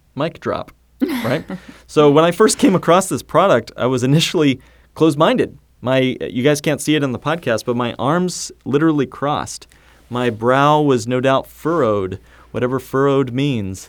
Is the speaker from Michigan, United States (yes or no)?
no; Indiana, United States; I grew up in Indiana